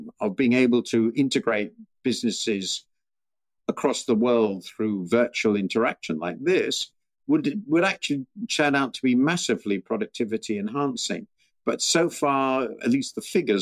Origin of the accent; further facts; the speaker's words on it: United Kingdom; I'm British